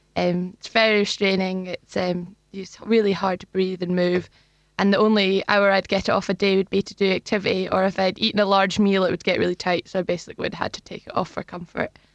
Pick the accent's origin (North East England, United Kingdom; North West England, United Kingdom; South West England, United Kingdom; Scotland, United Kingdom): Scotland, United Kingdom; Luncarty; So I grew up in, in Perth, actually, in a village called Longcurty.